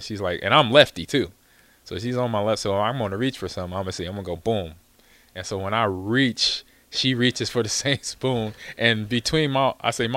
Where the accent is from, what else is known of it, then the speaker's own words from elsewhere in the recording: Los Angeles, California, United States; I grew up in Los Angeles, California, mm-hmm. Crenshaw area, a neighborhood called Lemert Park